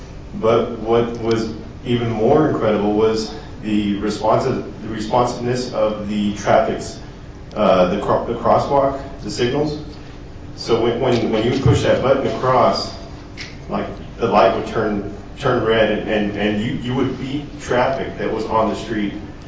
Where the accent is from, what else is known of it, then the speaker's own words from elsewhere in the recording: Texas, United States; So I'm a transplant from Texas